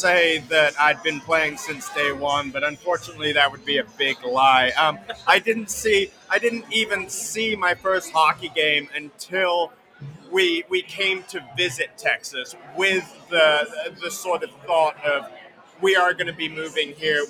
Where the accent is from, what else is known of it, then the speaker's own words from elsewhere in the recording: England, United Kingdom; also born or lived in Slough; I was born around London in a town called Slough, which is the world's most attractive name for a town. But then very quickly moved to basically the middle of nowhere country in England.